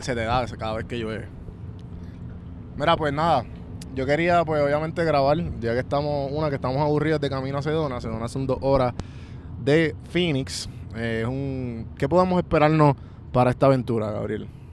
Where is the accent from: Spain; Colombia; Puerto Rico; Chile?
Puerto Rico; nosotros como puertorriqueños